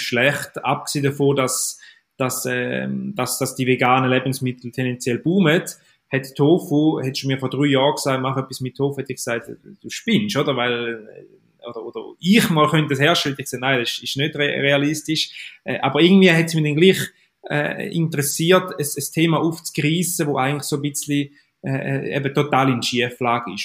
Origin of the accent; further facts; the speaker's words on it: Eastern Switzerland, Switzerland; man hört es mir an, ich komme aus der Ostschweiz